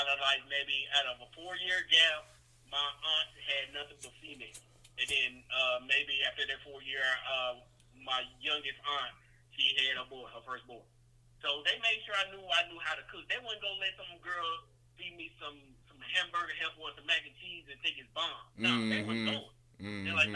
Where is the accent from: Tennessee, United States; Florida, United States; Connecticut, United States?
Tennessee, United States; Nashville; also born or lived in Brownsville, Tennessee; I was born in West Tennessee, Brownsville, Tennessee to be exact. I was raised in Nashville, Tennessee from elementary school on up